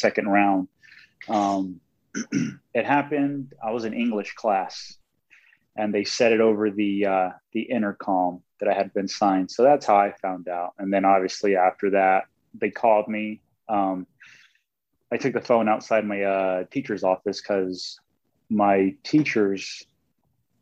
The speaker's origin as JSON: {"language": "English", "town": "San Diego", "region": "California", "country": "United States", "said": "Growing up, my favorite teams were the Padres because I'm from San Diego"}